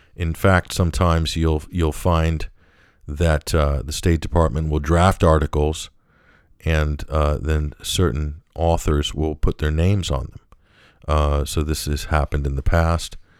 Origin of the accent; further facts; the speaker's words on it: United States; also born or lived in Western Europe; that's my home country.